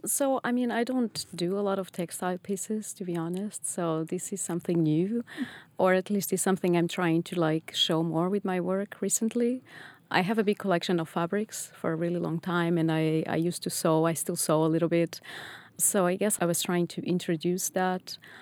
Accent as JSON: {"language": "English", "region": "Lisbon", "country": "Portugal", "tie": "born or raised there", "also_born_or_lived": "Netherlands / England", "moved": "as an adult", "lives_now": "Boston, United States", "said": "I was born in Lisbon, and after my undergrads, I decided to move to Holland"}